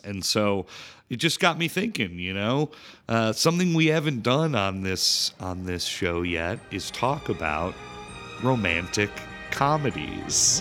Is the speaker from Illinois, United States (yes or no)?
yes; Chicago, Illinois, United States; I'm from Chi-, Chicago, big Polish town